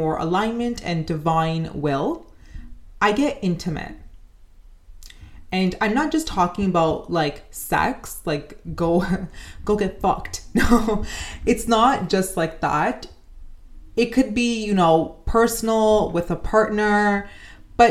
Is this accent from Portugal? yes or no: no; Canada; as a Canadian